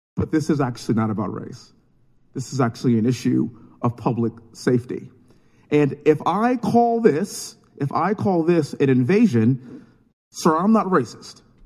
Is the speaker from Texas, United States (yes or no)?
yes; Texas, United States; born and raised in Texas, living in Houston